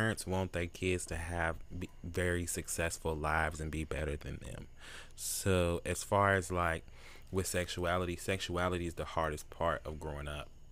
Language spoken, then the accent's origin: English; Louisville, Kentucky, United States; I went to Blake Elementary. I'm from Louisville.